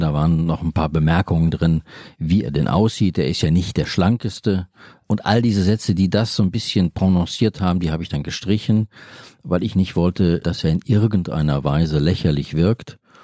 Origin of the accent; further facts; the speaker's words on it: Bochum, North Rhine-Westphalia, Germany; Ich persönlich, ich bin in Bochum aufgewachsen